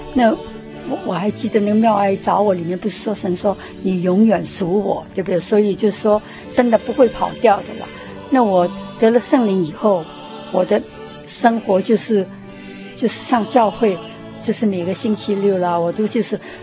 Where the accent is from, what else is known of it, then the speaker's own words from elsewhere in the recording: Shanghai, China; moved away as an adult; also born or lived in Hong Kong; now in United States; 我是在香港出生 然后在上海长大，然后到那个， 在上海念完大学以后呢， 那个时候就是九四九年大陆解放了， 那我就回到香港， 住了十， 待了十年， 然后到美国来，移民到美国来